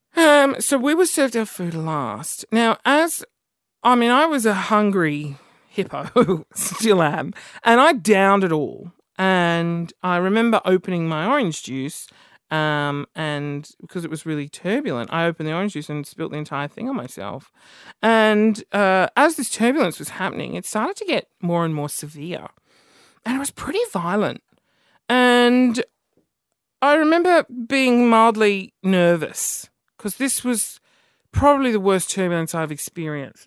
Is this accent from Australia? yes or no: yes; Australia; I'm Aussie